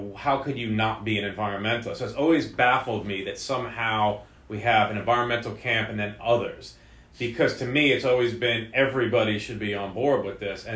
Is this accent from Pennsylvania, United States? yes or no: no; New York, United States; now in Santa Cruz, United States; growing up in New York, you know, I didn't have a ton of nature-based, you know, living